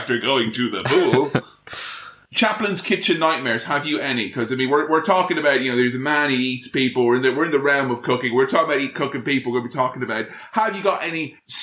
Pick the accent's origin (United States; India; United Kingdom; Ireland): Ireland; moved away; There's a phrase we have in my homeland